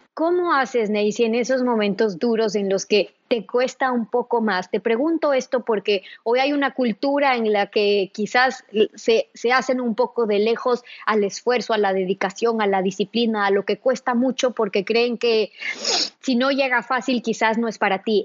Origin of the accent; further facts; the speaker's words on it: Ecuador; nosotras como ecuatorianas